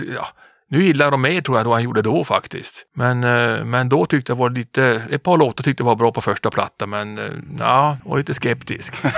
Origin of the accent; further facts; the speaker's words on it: Kiruna, Norrbotten County, Sweden; moved away as an adult; also born or lived in Gothenburg; född och uppvuxen i Kiruna